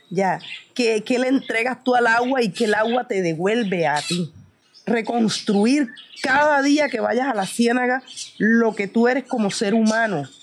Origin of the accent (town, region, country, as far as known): Carreto, Bolívar, Colombia